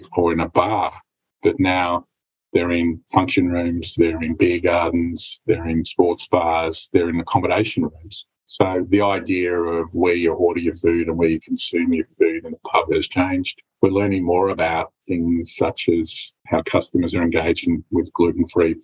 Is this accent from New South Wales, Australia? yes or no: no; Victoria, Australia; my hometown is Victoria